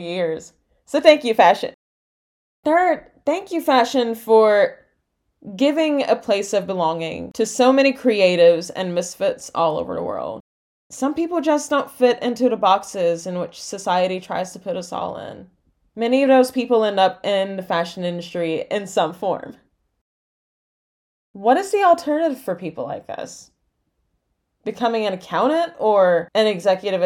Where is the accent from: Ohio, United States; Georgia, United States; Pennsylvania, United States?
Georgia, United States; exurbs of Atlanta; teen growing up in the exurbs of Atlanta, Georgia, in the United States